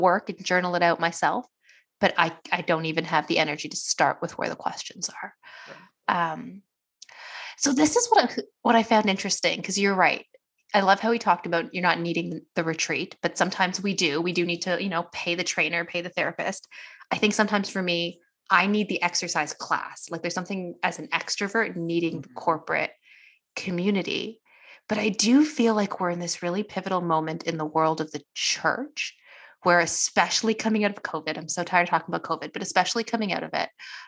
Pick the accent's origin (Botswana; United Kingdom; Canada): Canada; Why am I specifically as like an Indian Canadian woman, like why is productivity so important? It's like a first generation immigrant in a nation that was colonized.